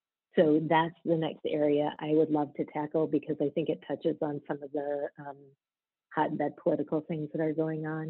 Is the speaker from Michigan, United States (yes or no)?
yes; rural Michigan, United States; moved away as an adult; also born or lived in Atlanta / the Bronx; I grew up in rural Michigan